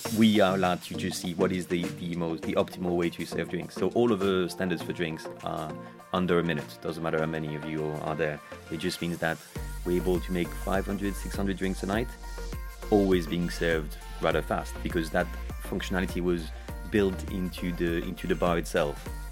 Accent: France; My dad is, uh, Irish, and, uh, I was, uh, I was raised in France

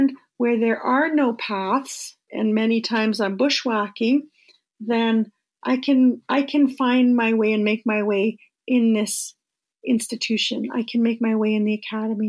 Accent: Flying Post First Nation, Treaty 9, Ontario, Canada; I'm from Flying Post First Nation Treaty 9

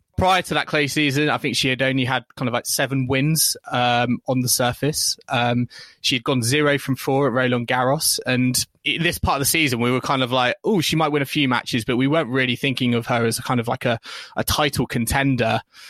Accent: United Kingdom; I was starting to wonder as a British fan, hang on, you know, is she a French Open, you know, title contender?

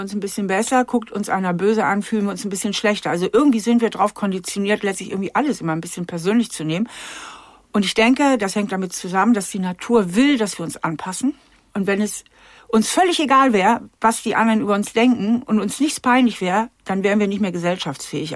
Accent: Germany; also in Hamburger ähm, Vorort

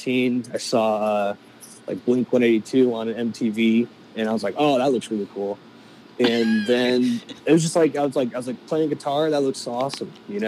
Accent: Charleston, South Carolina, United States; moved away as an adult; also born or lived in Nashville; I'm from Charleston, South Carolina

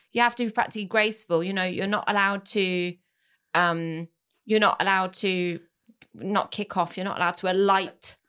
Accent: France; moved away; my childhood growing up in France.

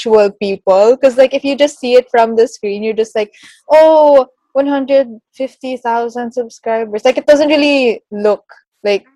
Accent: Philippines; being like Filipino

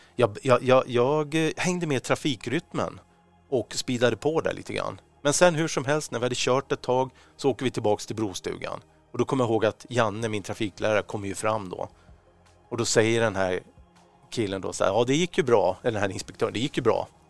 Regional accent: Stockholm, Stockholm County, Sweden; för oss som är stockholmare

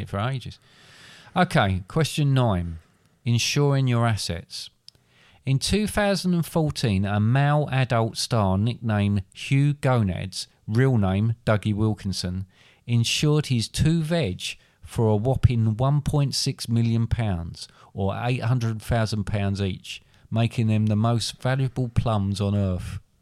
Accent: England, United Kingdom; I'm English

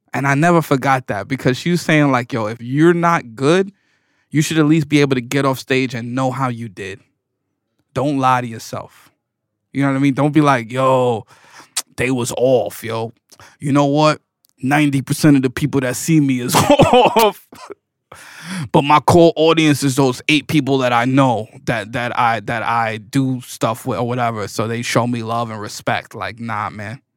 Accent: New York City, New York, United States; I was born in New York City.

